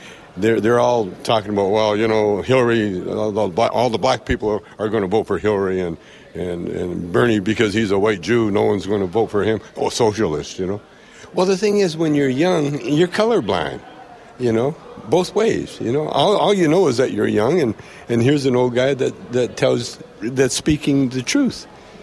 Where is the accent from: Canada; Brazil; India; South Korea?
Canada; And when I say yes, because I'm still Canadian.